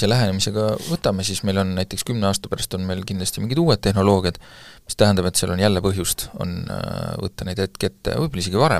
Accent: Estonia; Eestis saab, ma, ma olen pärit väiksest kohast

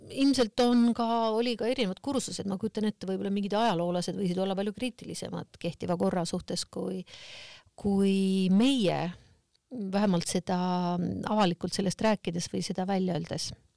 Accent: Kohtla-Järve, Ida-Viru County, Estonia; ma olen pärit Kohtla-Järvelt

